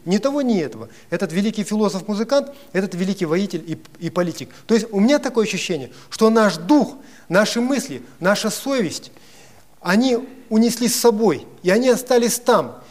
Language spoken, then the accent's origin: Russian; Kazakhstan; я, как казах